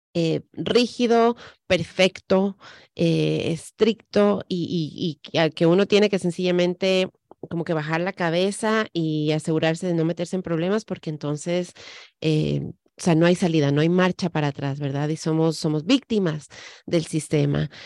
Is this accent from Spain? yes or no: no; Ecuador; now in United States; en el Ecuador, de donde yo soy